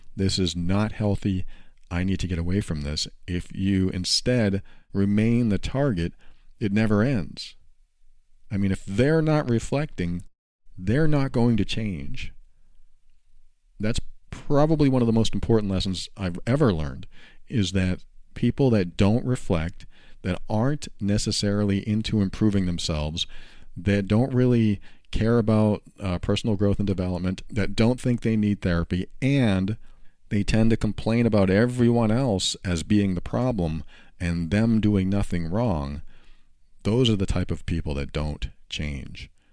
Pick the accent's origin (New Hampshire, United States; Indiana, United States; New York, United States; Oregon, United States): New Hampshire, United States; moved away as an adult; also born or lived in Florida; I was moving from New Hampshire to Florida at the time